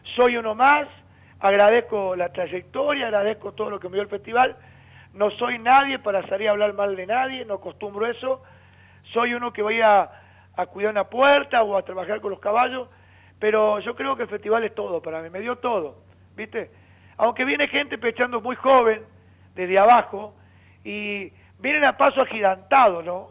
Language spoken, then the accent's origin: Spanish; Argentina; mi tierra, mi país, mi Argentina